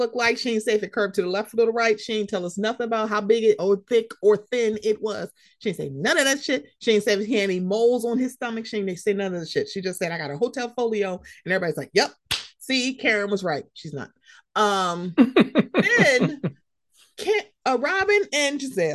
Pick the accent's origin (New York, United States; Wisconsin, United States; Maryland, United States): Maryland, United States; Baltimore; I'm a Marylander